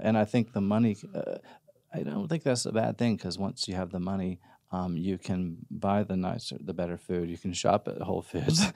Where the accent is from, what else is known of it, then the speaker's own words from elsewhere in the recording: Mississippi, United States; moved away as an adult; now in Austin, United States; I'm originally from Mississippi